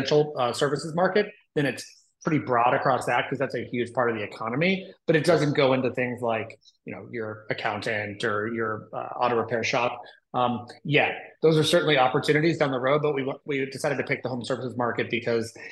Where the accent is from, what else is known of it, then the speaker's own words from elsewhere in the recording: Austin, Texas, United States; moved away as an adult; also born or lived in Indianapolis, Indiana; now in Nashville, United States; So we had lived in Austin for quite a while. That's where I grew up. That's where I'm from